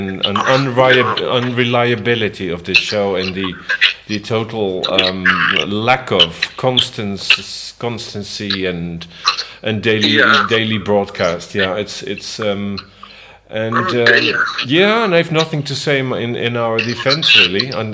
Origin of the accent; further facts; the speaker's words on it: Netherlands; now in Spain; I was born in Holland, but then I also realized I live in Spain